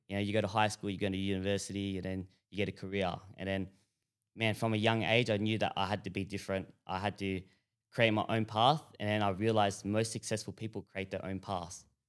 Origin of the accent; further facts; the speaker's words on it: Broadmeadows, Victoria, Australia; So growing up, we grew up in Broadmeadows.